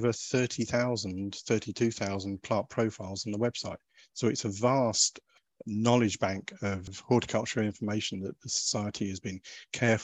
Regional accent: Suffolk, East of England, United Kingdom; moved away; I grew up in Suffolk

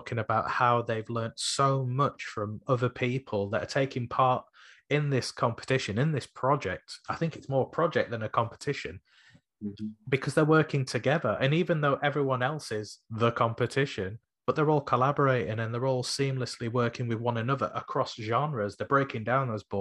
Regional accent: Sheffield, Yorkshire and the Humber, United Kingdom

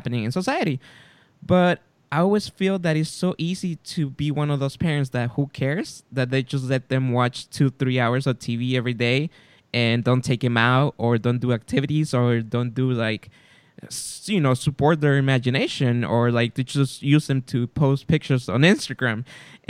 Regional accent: California, United States; we're from California

